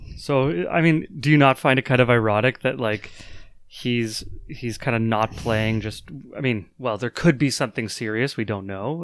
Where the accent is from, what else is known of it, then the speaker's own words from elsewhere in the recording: Canada; a Canadian